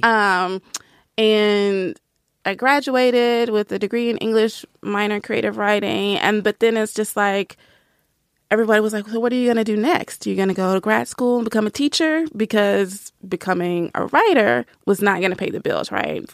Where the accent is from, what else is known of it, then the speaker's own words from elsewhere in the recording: Nashville, Tennessee, United States; I grew up in the South. I'm from Nashville